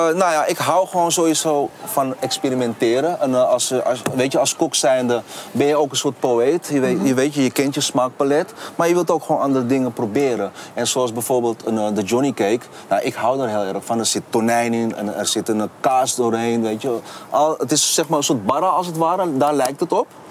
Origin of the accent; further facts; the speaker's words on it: Amsterdam, North Holland, Netherlands; now in Rotterdam, Netherlands; Kleine Londen eh, was gewoon eh, lekker in de Zuidoosten lekker aan het spelen. En met heel veel vrienden. was echt een super mooie tijd in Zuidoost gehad